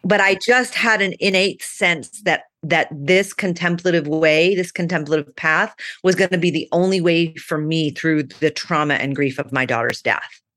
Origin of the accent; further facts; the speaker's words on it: Phoenix, Arizona, United States; also born or lived in Manhattan, New York; I grew up in Phoenix, Arizona. I was born in Manhattan, but I was three when we left, so I don't sound like a New Yorker.